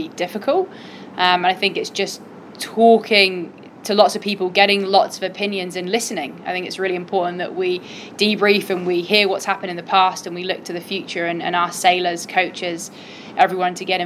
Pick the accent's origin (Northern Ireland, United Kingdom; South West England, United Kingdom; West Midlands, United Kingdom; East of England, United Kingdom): South West England, United Kingdom; Cornwall; I grew up in Cornwall